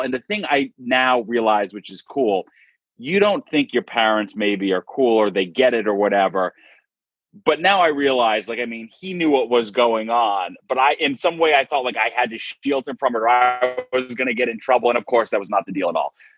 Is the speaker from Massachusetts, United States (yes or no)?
yes; Dighton, Massachusetts, United States; I'm from Dighton, Massachusetts, which is a small town uh, in southeastern Mass